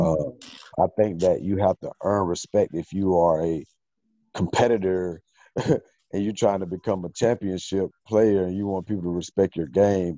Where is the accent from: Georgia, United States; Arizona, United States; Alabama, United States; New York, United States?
Georgia, United States; Atlanta; I'm from Atlanta